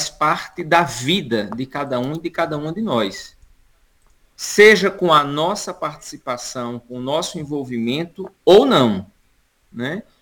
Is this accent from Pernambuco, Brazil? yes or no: yes; Pernambuco, Brazil; sou aqui do Sertão do Pajeú, né? Eu estou falando neste momento literalmente do Sertão do Pajeú.